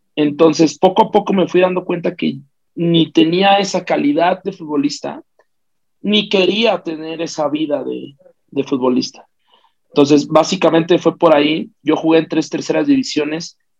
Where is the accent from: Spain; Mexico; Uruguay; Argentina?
Mexico; Mexico City; Yo soy de la Ciudad de México, yo nací en Tlatelolco